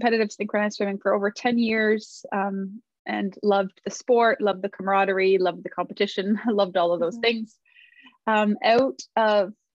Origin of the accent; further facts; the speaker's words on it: outside Toronto, Ontario, Canada; I live outside of Toronto, Ontario, Canada, and I've lived in this area most of my life